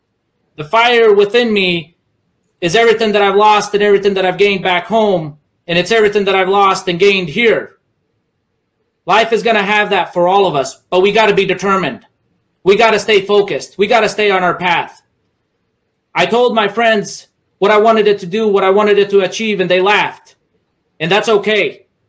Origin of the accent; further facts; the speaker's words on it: United States; English is a second language; You see, growing up in America, I didn't know the language. I didn't know the system, but soon I learned. While kids laughed at me at school because I didn't know English, I had to dig deep.